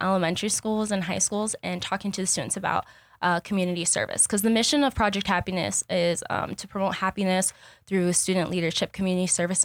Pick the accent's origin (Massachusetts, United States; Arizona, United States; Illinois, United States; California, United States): Arizona, United States; Douglas; also born or lived in Tucson, Arizona; my hometown of Douglas, Arizona, it is pretty much low income